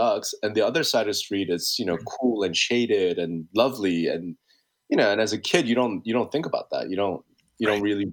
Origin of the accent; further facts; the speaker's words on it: Hempstead, New York, United States; also born or lived in South Korea; being that I'm from New York, being that I'm from Long Island